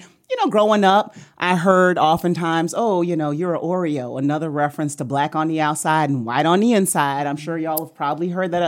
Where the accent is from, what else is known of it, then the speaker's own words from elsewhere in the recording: Germany; I think I shared in the first episode that I grew up overseas. I grew up in Germany, and I can distinctly remember playing with a group of boys.